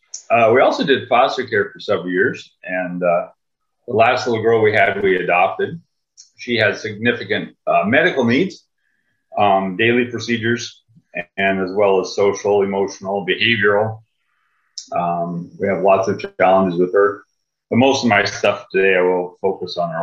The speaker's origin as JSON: {"language": "English", "region": "Minnesota", "country": "United States", "said": "I'm from Lowman, Minnesota. It's a little town way up northern Minnesota by Sub International Falls"}